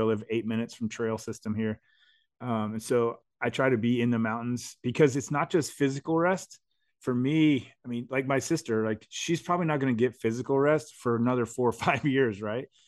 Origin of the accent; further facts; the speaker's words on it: United States; I was born in America